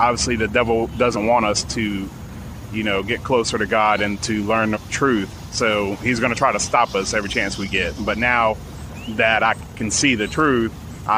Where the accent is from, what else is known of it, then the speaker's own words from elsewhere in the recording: Elizabeth, New Jersey, United States; moved away as an adult; now in Mississippi, United States; I grew up in Elizabeth, New Jersey.